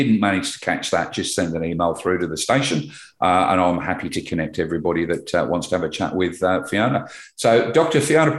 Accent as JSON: {"language": "English", "region": "England", "country": "United Kingdom", "tie": "born or raised there", "moved": "yes", "said": "Growing up in England, very multicultural, as you're aware. A lot of migrants came in there. And a lot of my friends as children are Indians."}